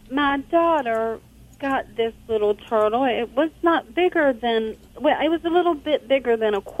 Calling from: Charleston, West Virginia, United States; I'm from West Virginia.

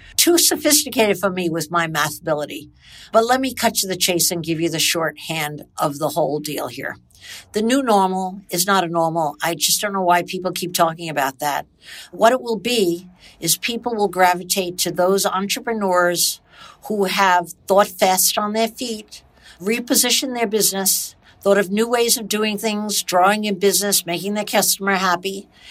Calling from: Toronto, Ontario, Canada; I'm calling from Toronto, Canada

